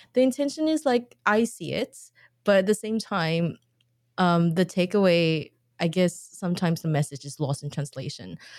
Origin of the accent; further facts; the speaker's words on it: Singapore; I grew up in Singapore